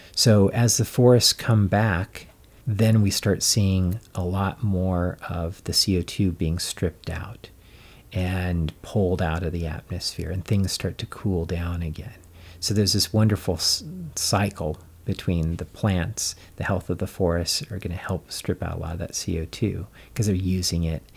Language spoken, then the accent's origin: English; Colorado, United States; I grew up in Colorado